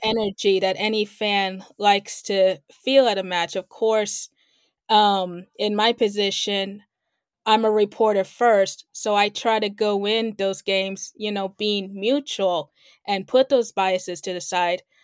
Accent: Kansas City, United States; now in Los Angeles, United States; I am originally from Kansas City and currently based here right now

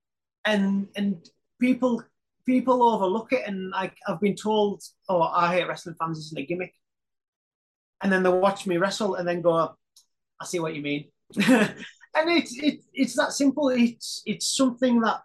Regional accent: Carlisle, North West England, United Kingdom; I'm from Carlisle

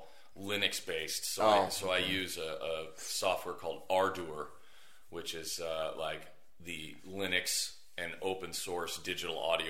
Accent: California, United States; now in Las Vegas, United States; I'm from California, and I moved right here to Las Vegas

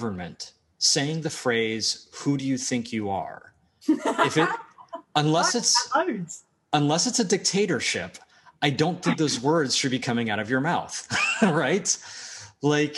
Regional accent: United States; also born or lived in Media, Pennsylvania; I'm American

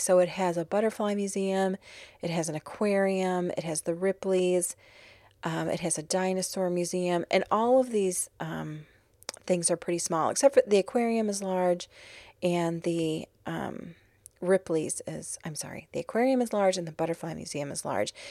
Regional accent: Chicago, Illinois, United States; now in New Orleans, United States; even though I'm originally from Chicago, I've claimed New Orleans as my hometown

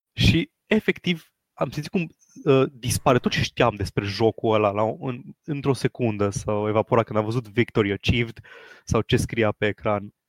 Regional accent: Transylvania, Romania; accent: Transylvanian; Scuzați-mi accentul ardelenesc

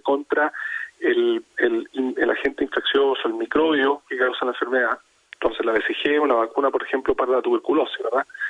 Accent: Chile; en nuestro caso Chile

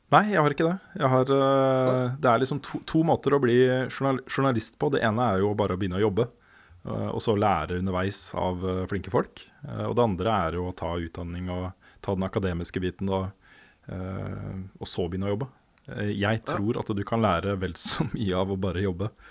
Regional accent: Våler, Østfold, Norway; moved away as an adult; also born or lived in Sarpsborg / Moss; jeg egentlig er fra Våler. Det er der jeg har på en måte vokst opp

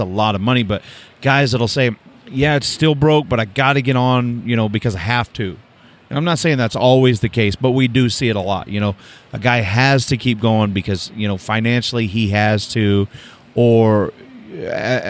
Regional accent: Oklahoma, United States; I'm from Oklahoma

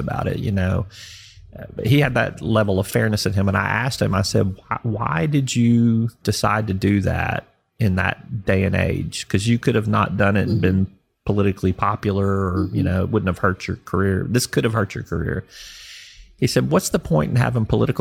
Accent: Little Rock, Arkansas, United States; also born or lived in Fayetteville, Arkansas; I grew up here.

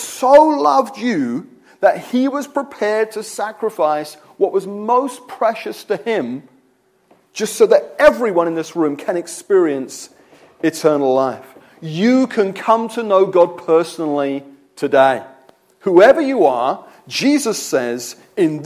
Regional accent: United Kingdom; I'm a Christian because I'm British

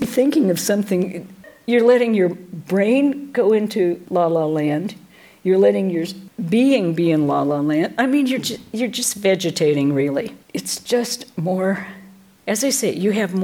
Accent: Washington, United States; now in California, United States; I grew up in Washington State

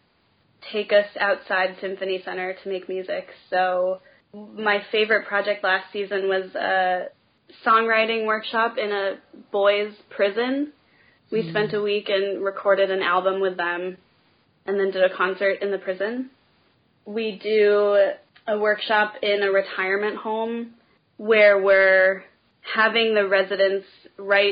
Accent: Portland, Oregon, United States; moved away as an adult; also born or lived in New York City / Austin, Texas; now in Chicago, United States; I grew up in Portland, Oregon

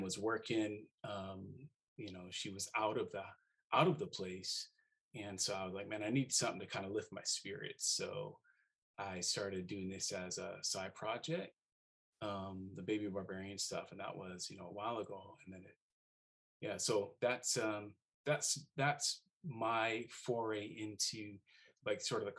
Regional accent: Seattle, Washington, United States; moved away as an adult; also born or lived in Hawaii; I'm a Seattleite

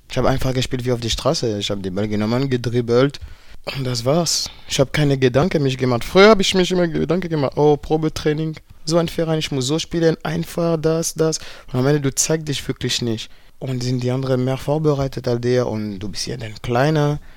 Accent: Paris, Île-de-France, France; German is a second language; moved away; also born or lived in Berlin; Ich komme aus Paris

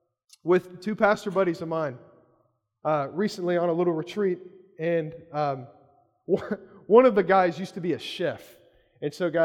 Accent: Kentucky, United States; I grew up in Kentucky

